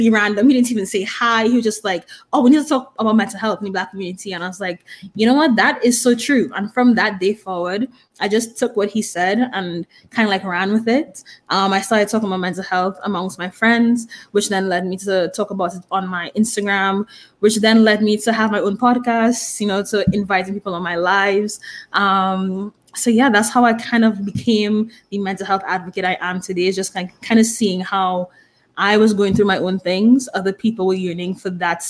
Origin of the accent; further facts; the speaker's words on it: Trinidad & Tobago; moved away; I'm from Trinidad and Tobago, if you can tell by my accent.